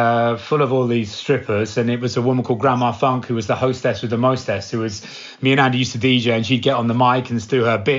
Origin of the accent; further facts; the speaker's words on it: Cambridge, East of England, United Kingdom; my hometown, from Cambridge